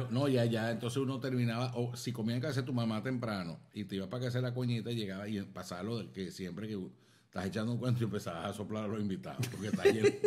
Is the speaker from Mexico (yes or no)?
no; Maracaibo, Zulia, Venezuela; nosotros nos paramos el día de la Baja de la Virgen, nos paramos en la Basílica, voy yo. Y la gente va a decir, verga, había … el maracucho